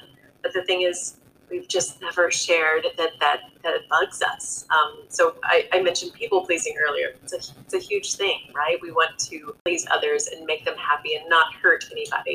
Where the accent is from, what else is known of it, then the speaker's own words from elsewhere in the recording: Texas, United States; I'm a Texan